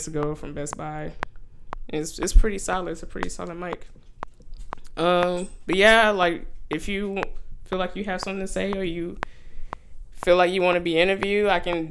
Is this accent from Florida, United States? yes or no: no; Houston, Texas, United States; now in Austin, United States; I'm originally from Houston, but I'm living out in ATX right now